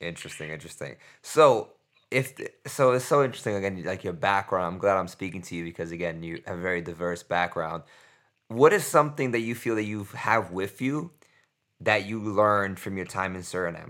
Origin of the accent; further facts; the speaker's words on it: New York, United States; I'm from New York